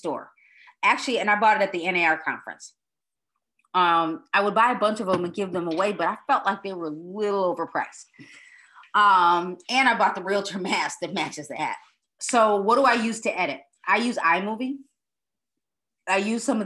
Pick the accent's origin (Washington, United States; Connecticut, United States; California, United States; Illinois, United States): Illinois, United States; Broadview; moved away; I grew up in Broadview, Illinois.